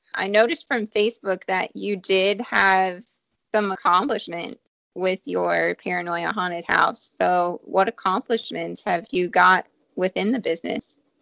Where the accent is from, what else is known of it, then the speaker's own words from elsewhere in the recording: Ohio, United States; now in Charlotte area, United States; I'm from Ohio